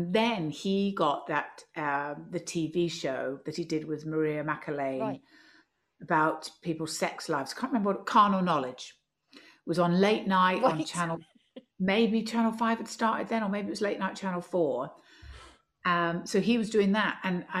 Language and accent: English; London, United Kingdom; now in Edinburgh, United Kingdom; I also still feel that I'm a Londoner because I go to London so much for work and I miss it if I don't see it.